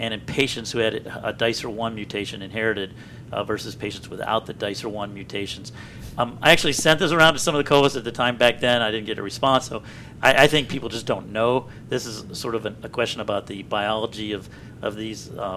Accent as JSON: {"language": "English", "town": "Columbia", "region": "Maryland", "country": "United States", "tie": "born or raised there", "said": "I grew up in Columbia right outside of Baltimore"}